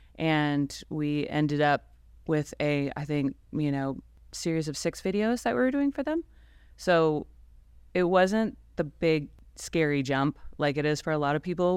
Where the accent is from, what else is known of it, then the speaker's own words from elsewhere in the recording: Ohio, United States; now in Fort Worth, United States; I'm originally from Ohio